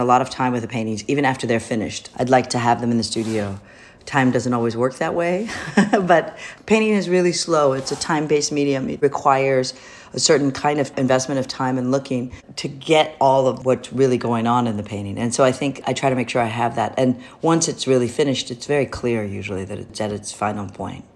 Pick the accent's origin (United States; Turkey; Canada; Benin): United States; Michigan; now in New York, United States; I was raised in Michigan, which is where my father started to work, and my mother started to teach.